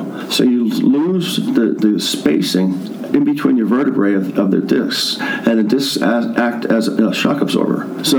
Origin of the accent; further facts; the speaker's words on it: Baldwin, United States; I am originally from Baldwin, at Baldwin High School, graduate of in 83.